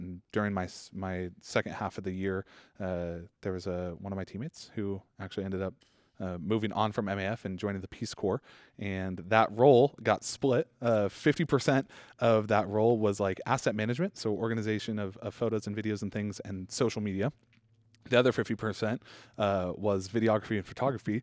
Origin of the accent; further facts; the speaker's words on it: Boise, Idaho, United States; I was born and raised in Boise